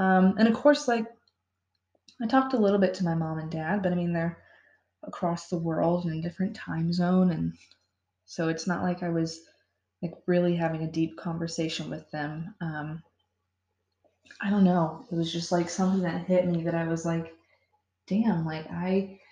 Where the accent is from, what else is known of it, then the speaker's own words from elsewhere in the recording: Florida, United States; moved away; I'm from Florida